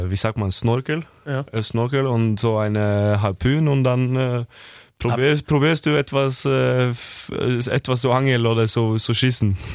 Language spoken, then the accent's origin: German; Norway; German is a second language; moved away as an adult; now in Kiel, Germany